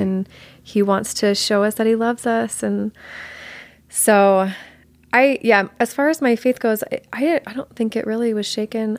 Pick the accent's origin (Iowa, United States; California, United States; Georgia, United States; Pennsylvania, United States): Georgia, United States; also born or lived in Colorado; I was born in Colorado, but I only lived there until I was five, and then my family moved to Georgia. So I was raised in Georgia.